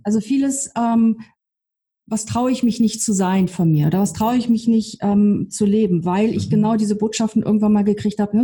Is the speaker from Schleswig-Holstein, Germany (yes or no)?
yes; on the edge of Hamburg, Schleswig-Holstein, Germany; moved away; ich komm aus Schleswig-Holstein, also am Rand von Hamburg aufgewachsen